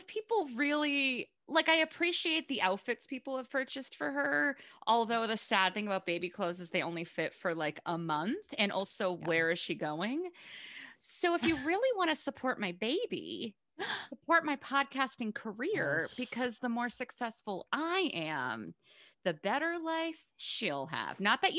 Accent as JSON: {"language": "English", "town": "Boston", "region": "Massachusetts", "country": "United States", "also_born_or_lived": "New York", "said": "I'm from Boston, but I lived in New York for off and on. I escaped once. I was there off and on like 14-ish years, maybe less."}